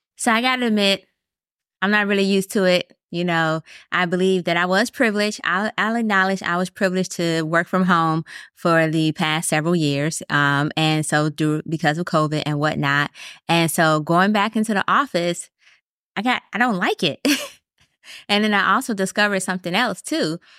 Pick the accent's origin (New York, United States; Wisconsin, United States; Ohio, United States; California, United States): Wisconsin, United States; moved away; I'm originally from Wisconsin